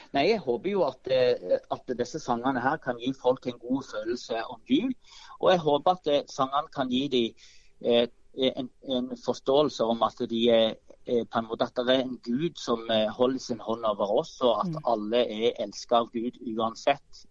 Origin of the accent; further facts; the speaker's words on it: Vikeså, Rogaland, Norway; now in Fevik, Norway; ungdomskoret i Bjerkreim, eller på Vikeså der jeg vokste opp